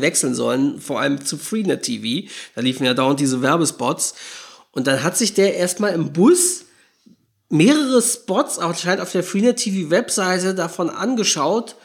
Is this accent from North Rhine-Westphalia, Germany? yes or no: no; Norderstedt, Schleswig-Holstein, Germany; in der Heimatstadt, wo ich herkomme, in Norderstedt, ja, es ist ein Ort in Schleswig-Holstein